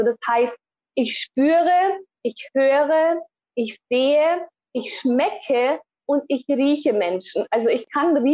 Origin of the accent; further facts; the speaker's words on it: Bavaria, Germany; Und ja, so sind wir dann im Allgäu aufgewachsen.